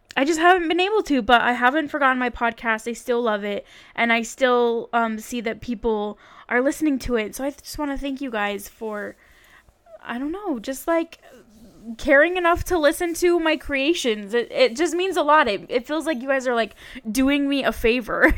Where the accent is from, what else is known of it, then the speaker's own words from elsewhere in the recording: Utah, United States; I am from Utah